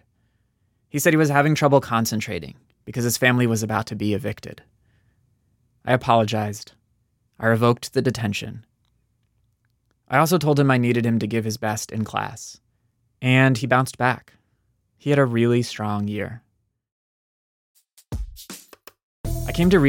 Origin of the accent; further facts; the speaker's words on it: East Coast suburbs, United States; I was a white kid from the East Coast suburbs